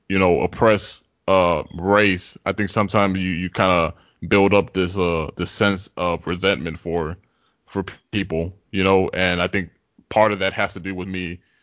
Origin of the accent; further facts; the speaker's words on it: Tyler, Texas, United States; growing up in Tyler, for people who don't know. It's a very segregated city